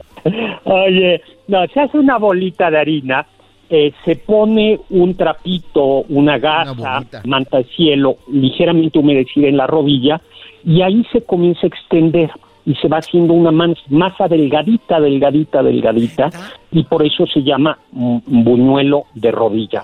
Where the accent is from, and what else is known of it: Mexico